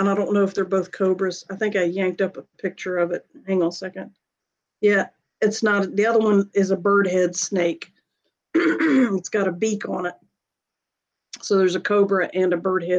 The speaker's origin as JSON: {"language": "English", "town": "Greensboro", "region": "North Carolina", "country": "United States", "tie": "born or raised there", "said": "I was growing up outside of Greensboro, North Carolina at the time"}